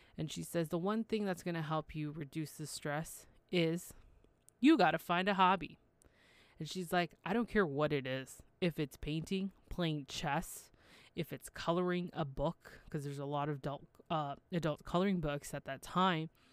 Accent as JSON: {"language": "English", "town": "Toronto", "region": "Ontario", "country": "Canada", "said": "I'm from Toronto, Canada"}